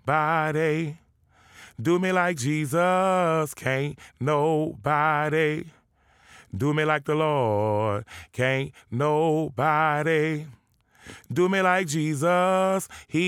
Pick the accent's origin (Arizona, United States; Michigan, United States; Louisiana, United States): Louisiana, United States; New Orleans; I grew up uptown New Orleans on Josephine Street, which was a very different neighborhood. You know, it was not far from a lot of the different surrounding projects. And we stayed on a little corner house, a little shotgun house, 2-bedroom